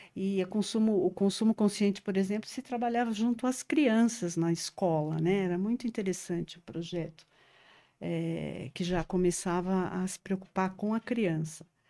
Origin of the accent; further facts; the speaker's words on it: São Paulo, Brazil; Eu sou paulistana da gema mesmo, da moca